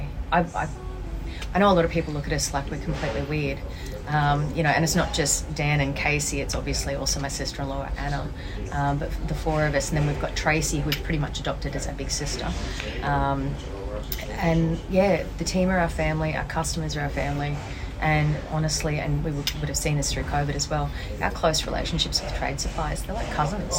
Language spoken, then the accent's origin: English; Brisbane, Queensland, Australia; being a Queenslander because they're a little bit slower, a little bit more heartfelt, a little bit more community, and I think that, you know, being raised in Brisbane, that kind of feels like home to me